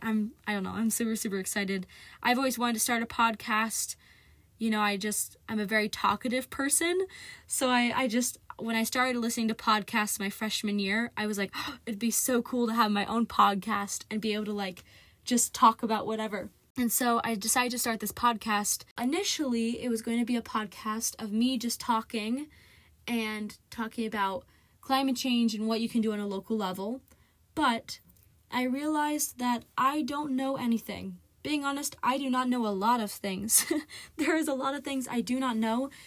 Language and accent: English; Marysville, Ohio, United States; I grew up in Marysville, Ohio, which is a growing town about thirty minutes, twenty, thirty minutes away from Columbus, Ohio.